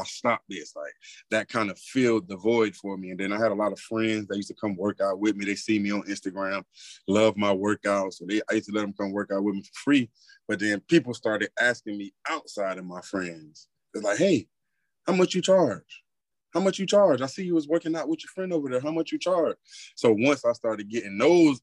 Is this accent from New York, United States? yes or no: no; South Florida, United States; now in Texas, United States; I'm in Texas right now, but I'm from South Florida